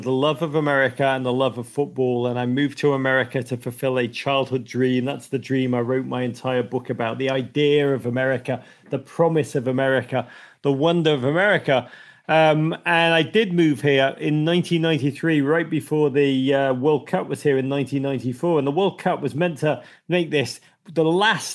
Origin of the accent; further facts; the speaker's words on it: Liverpool, North West England, United Kingdom; moved away as an adult; now in United States; I grew up in Liverpool in the 1980s